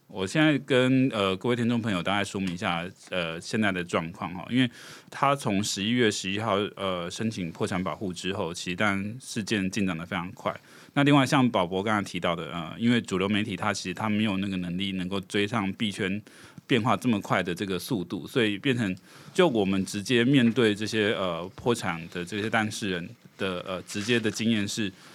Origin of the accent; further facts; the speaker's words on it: Taiwan; 我们台湾这边的债权人